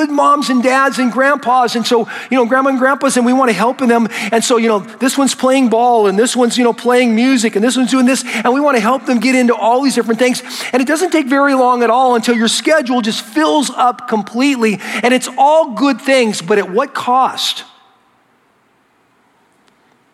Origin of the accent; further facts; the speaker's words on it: United States; I'm an American